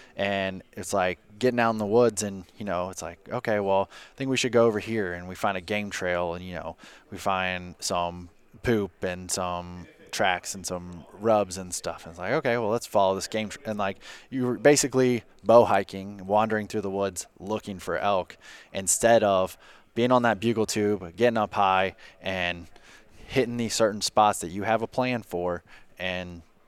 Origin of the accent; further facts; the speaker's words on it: Independence, Kentucky, United States; I am from Independence, Kentucky.